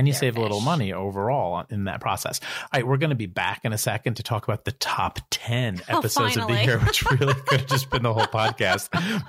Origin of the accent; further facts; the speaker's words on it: East Coast, United States; We're also from the East Coast. And it's like, if there were amazing boondocking sites all around where I live, we would be there.